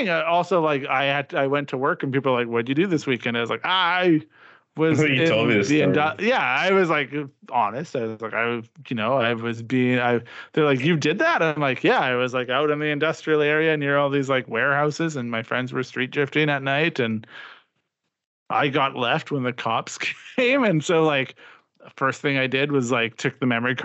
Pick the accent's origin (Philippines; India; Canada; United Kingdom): Canada; I'm a Canadian